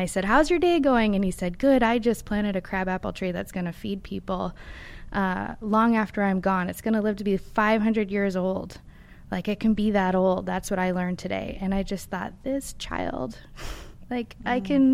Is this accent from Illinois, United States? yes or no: no; Nevada, United States; I grew up in Nevada, where the desert is beautiful.